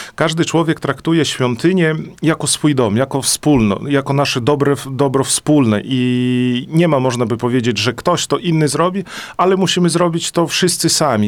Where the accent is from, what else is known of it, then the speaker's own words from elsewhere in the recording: Gródek, Podlaskie Voivodeship, Poland; moved away as an adult; also born or lived in Olsztyn; now in Juszkowy Gród, Poland; Urodziłem się tutaj na Podlasiu, mieszkałem w Grudku, gdzie była znaczna większość prawosławnych